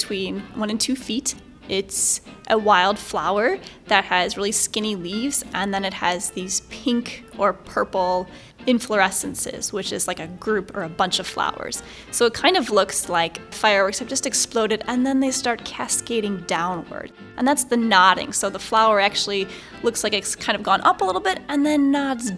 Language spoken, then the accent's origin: English; Chicago, Illinois, United States; I'm from Chicago, Illinois.